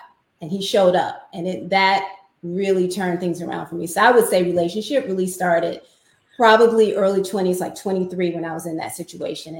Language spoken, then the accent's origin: English; Chicago, Illinois, United States; I grew up in Chicago. So I'm a city girl.